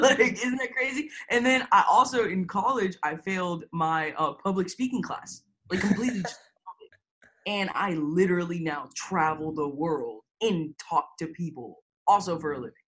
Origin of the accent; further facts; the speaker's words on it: Tampa, Florida, United States; also born or lived in Lima, Peru; now in Houston, United States; I went straight to Tampa, Florida. I never left Tampa, Florida.